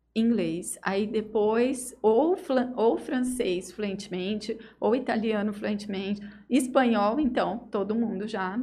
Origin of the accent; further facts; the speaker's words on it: Estrela d'Oeste, São Paulo, Brazil; moved away as an adult; now in Jales, Brazil; Eu vim de Estrela do Oeste